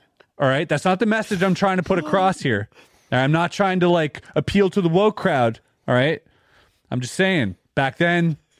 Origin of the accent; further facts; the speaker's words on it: Canada; I'm Canadian, dude.